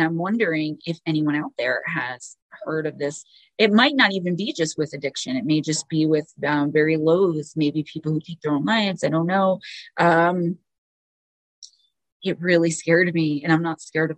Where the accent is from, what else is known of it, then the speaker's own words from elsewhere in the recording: Paterson, New Jersey, United States; my hometown, the town I love, Paterson, New Jersey